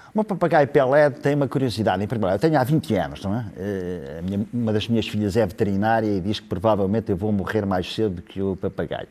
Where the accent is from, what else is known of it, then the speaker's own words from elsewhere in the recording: Ílhavo, Centro, Portugal; eu sou de Ilhavo